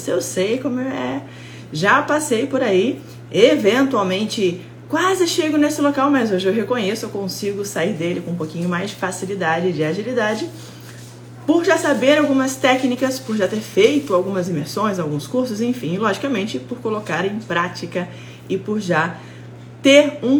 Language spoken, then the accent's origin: Portuguese; Suzano, São Paulo, Brazil; eu sou ah. de Suzano.